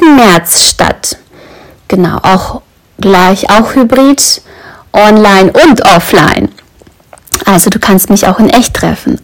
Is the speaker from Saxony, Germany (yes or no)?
no; Brandenburg, Germany; Ich weiß, wo ich aufgewachsen bin. In Brandenburg.